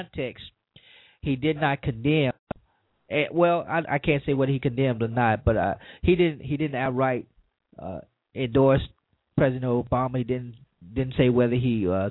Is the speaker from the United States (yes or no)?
yes; Louisiana, United States; my home state, Louisiana, which is the prison capital of the world